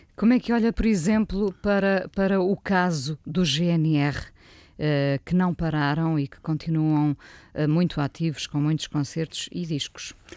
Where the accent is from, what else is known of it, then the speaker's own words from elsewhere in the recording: Vila do Conde, Norte, Portugal; now in Lisbon, Portugal; apesar de ter nascido cá, uh, vivi boa parte da minha vida eh, no Norte